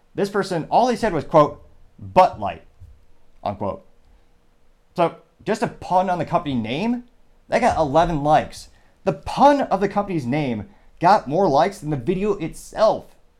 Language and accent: English; Midwest, United States; I grew up in the Midwest